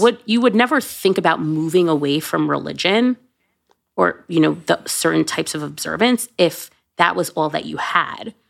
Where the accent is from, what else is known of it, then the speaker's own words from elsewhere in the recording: United States; whether or not I'm an American Jew or a Jewish American